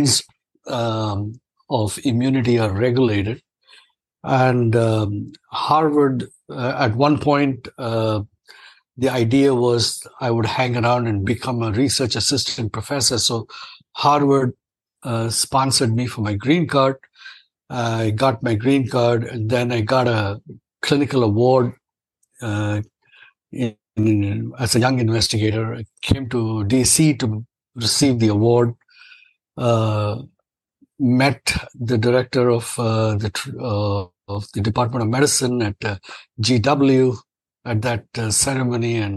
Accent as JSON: {"language": "English", "country": "India", "tie": "born or raised there", "moved": "as an adult", "lives_now": "United States", "said": "I'm an Indian-born and trained and practicing American physician. I've been in the U.S. since 1988."}